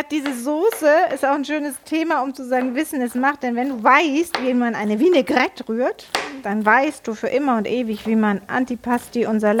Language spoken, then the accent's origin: German; Netherlands; ja, ich bin ja aus Holland. Wir essen immer Sauce Hollandaise.